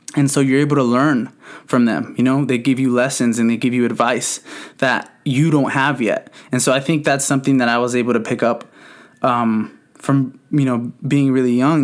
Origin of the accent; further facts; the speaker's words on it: San Bernardino, California, United States; I grew up in San Bernardino. Um, for those of you who don't know, the city is Southern California